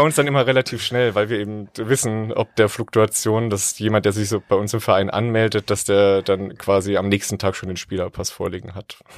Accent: Thuringia, Germany; moved away; Ich komme ursprünglich aus Thüringen

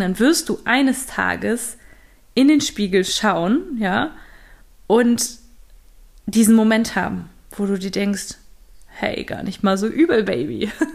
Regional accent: Düsseldorf, North Rhine-Westphalia, Germany; moved away; ich hier in Düsseldorf bin, in meiner alten Heimat bei meiner Mutter

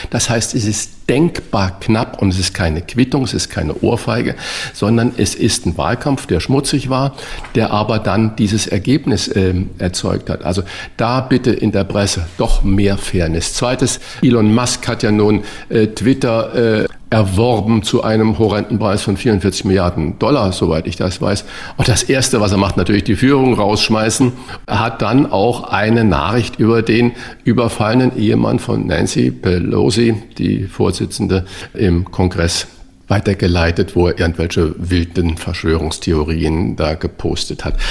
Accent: Hamburg, Germany; als Hamburger

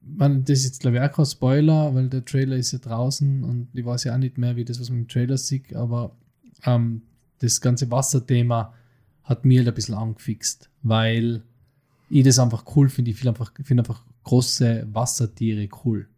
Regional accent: Innsbruck, Tyrol, Austria; bei uns in Innsbruck

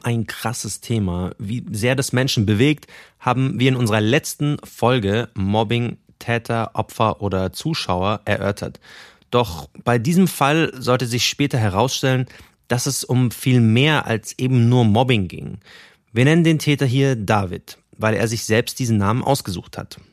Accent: Munich, Bavaria, Germany; Wir sind in München geboren, dort aufgewachsen

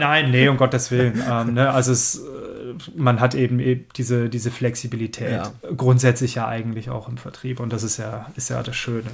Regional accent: Swabia, 30 km from Stuttgart, Baden-Württemberg, Germany; moved away; also born or lived in Cologne; ich komme ursprünglich aus dem Schwabeländle und äh, 30 Kilometer von Stuttgart entfernt

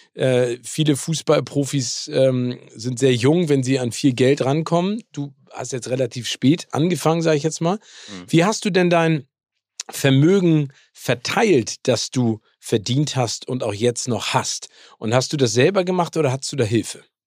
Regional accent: Hamburg, Germany; in meiner Heimat Hamburg

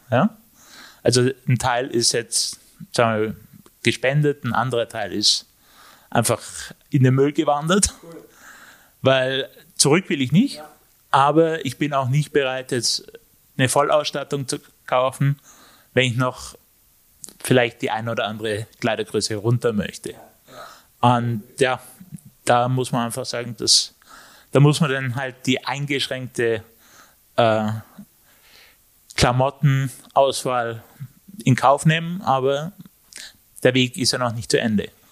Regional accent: Innsbruck, Tyrol, Austria; ich bin aus Innsbruck

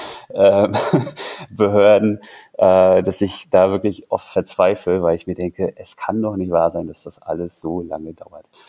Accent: Zingst, Mecklenburg-Vorpommern, Germany; now in Berlin, Germany; Ich komme aus Zinks, das ist eine Stunde entfernt von Rostock

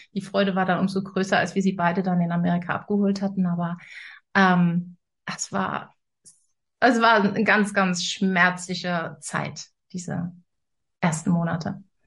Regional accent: Rhineland, Germany; moved away as an adult; now in Northern Germany; Ich komme ja aus, aus dem Rheinland und lebe jetzt im Norden.

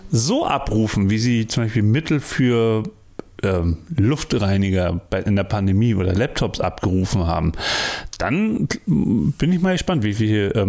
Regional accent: Berlin, Germany; Ich bin Berliner.

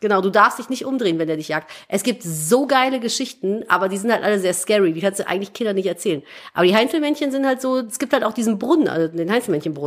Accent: Cologne, North Rhine-Westphalia, Germany; Ich bin geborene Kölnerin. Ich habe 30 Jahre in Köln gewohnt

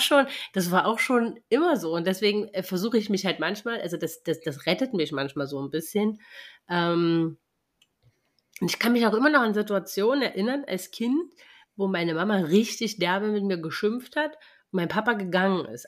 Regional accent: East Germany, Germany; ich bin ja im Osten groß geworden

